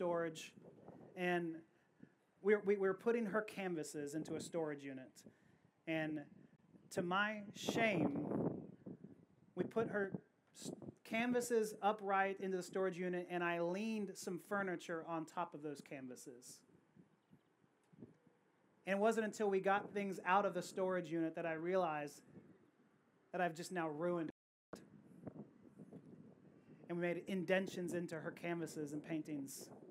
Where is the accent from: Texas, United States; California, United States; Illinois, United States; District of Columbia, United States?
Texas, United States; Houston; I'm from Houston